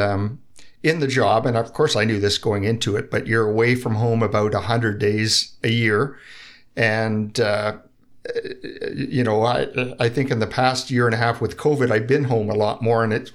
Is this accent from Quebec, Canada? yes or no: no; Bracebridge, Ontario, Canada; I grew up in Bracebridge